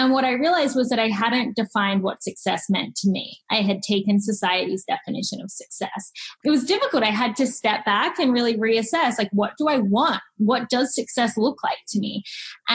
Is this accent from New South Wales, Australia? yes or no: yes; Sydney, New South Wales, Australia; moved away as an adult; now in Seattle, United States; I grew up in Australia